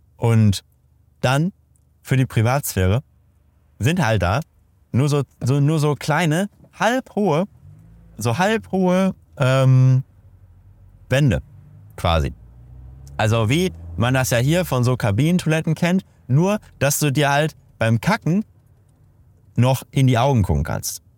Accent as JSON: {"language": "German", "town": "Detmold", "region": "North Rhine-Westphalia", "country": "Germany", "tie": "born or raised there", "said": "in meiner Heimatstadt, in Detmold"}